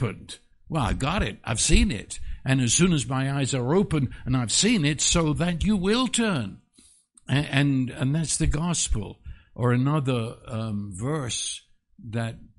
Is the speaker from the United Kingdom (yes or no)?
yes; England, United Kingdom; moved away; I was raised in England